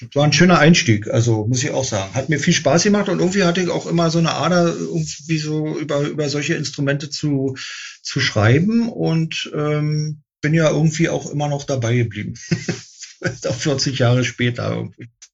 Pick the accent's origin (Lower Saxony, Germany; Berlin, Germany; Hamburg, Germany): Berlin, Germany; born or raised there